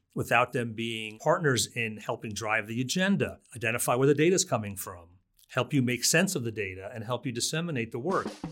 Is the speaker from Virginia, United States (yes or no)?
no; New Jersey, United States; moved away as an adult; also born or lived in Brooklyn, New York / Kauai, Hawaii; now in Fort Collins, United States; I was born in Brooklyn, uh, lived there till I was four and I grew up in New Jersey